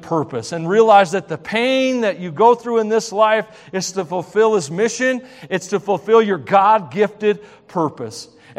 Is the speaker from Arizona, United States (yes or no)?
no; Tennessee, United States; It's a Tennessee thing. Steals, kills, and destroys, y'all. Sorry. Sorry. If you knew what my true accent was, you would not be able to understand me.